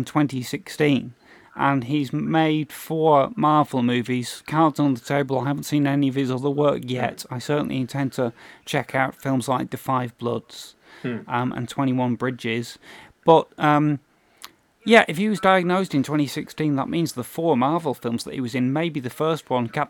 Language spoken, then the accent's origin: English; United Kingdom; We're obviously British.